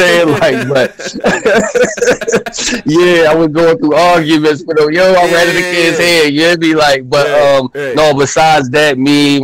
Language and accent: English; Philadelphia, Pennsylvania, United States; I'm from Philly